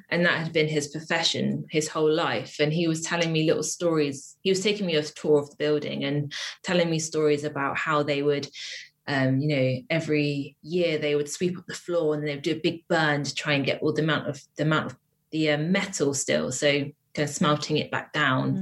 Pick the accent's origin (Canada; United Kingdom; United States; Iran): United Kingdom; Wiltshire, South West England; moved away as an adult; now in Bristol, United Kingdom; I grew up in Wiltshire, which is like a kind of like a small town in the countryside